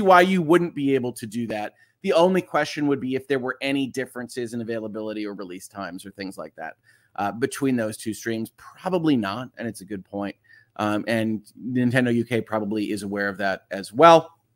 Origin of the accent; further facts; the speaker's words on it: United States; I'm an American lawyer